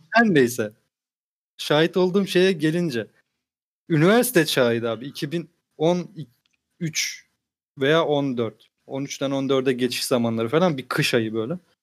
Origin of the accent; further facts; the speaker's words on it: Samsun, Turkey; Dedim ben Samsunluyum.